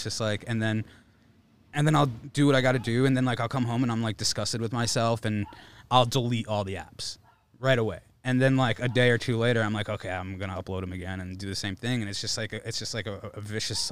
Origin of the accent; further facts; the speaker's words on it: New Haven, Connecticut, United States; moved away as an adult; also born or lived in Old Saybrook, Connecticut; now in Los Angeles, United States; I'm originally from Connecticut. I say New Haven, but I went to high school in Old Saybrook.